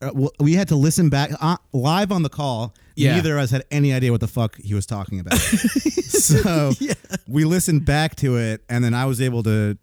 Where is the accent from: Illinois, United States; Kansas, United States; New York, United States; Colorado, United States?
New York, United States; I'm a New Yorker